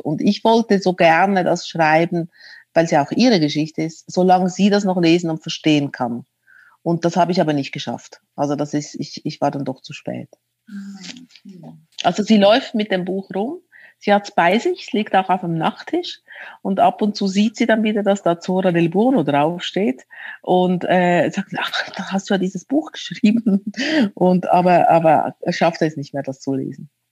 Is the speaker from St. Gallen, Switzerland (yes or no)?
no; Zürich, Switzerland; moved away as an adult; now in Berlin, Germany; ich bin in Zürich geboren als Italienerin